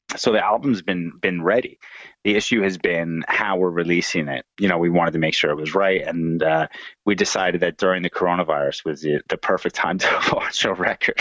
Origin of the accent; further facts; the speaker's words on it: New Jersey, United States; moved away as an adult; now in Oslo, Norway; I live in uh, Oslo, Norway now. I'm from New Jersey, um, and uh, been here for a few years